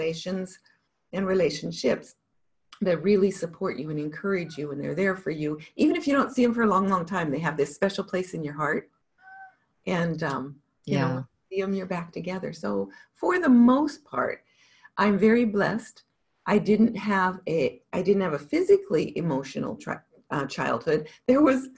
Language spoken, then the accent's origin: English; Montana, United States; I grew up in Montana